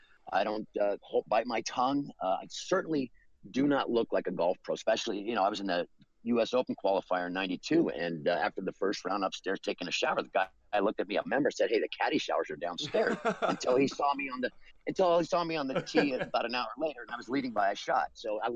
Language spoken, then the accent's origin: English; Los Angeles, California, United States; Well, I'm originally from Los Angeles